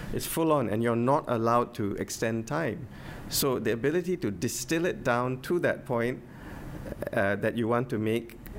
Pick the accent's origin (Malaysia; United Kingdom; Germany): Malaysia; Penang; I'm from Penang